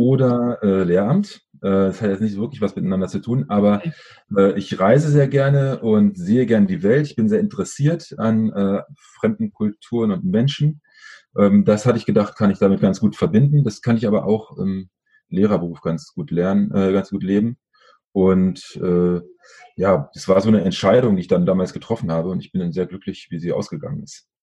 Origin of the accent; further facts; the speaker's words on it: Berlin, Germany; aufgewachsen bin ich in Schöneberg, also der Nachbarbezirk.